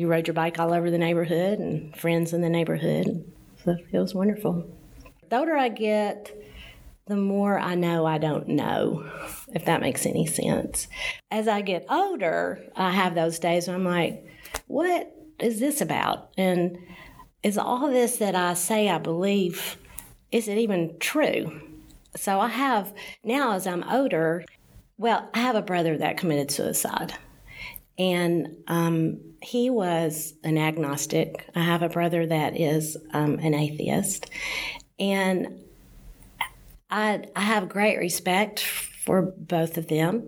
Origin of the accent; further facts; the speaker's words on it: Nashville, Tennessee, United States; I grew up in Nashville, in East Nashville